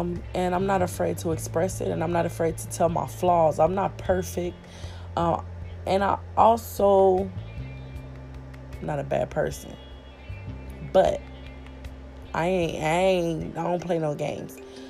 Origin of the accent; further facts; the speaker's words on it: Kansas City, Kansas, United States; moved away; I born and raised in Kansas City, Kansas, Wyandotte County.